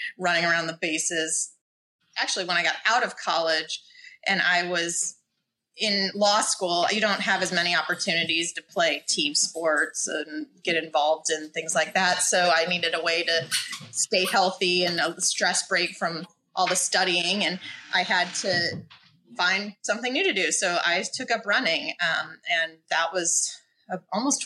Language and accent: English; Indiana, United States; moved away as an adult; also born or lived in Chicago; now in Kona, United States; I am originally from Indiana